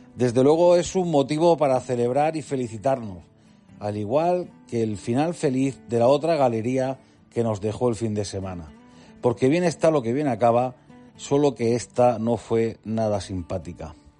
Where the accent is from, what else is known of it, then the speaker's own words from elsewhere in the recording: Region of Murcia, Spain; Siendo yo murciano